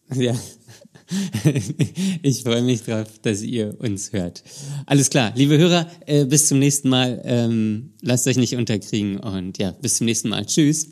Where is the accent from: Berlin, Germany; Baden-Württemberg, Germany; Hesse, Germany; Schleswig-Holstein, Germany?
Berlin, Germany; moved away; meine Heimat Berlin ist